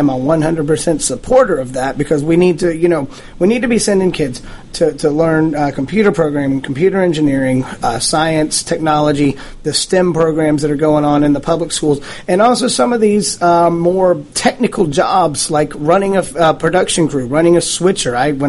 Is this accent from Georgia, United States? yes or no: yes; East Cobb County, Georgia, United States; now I'm from East Cobb County.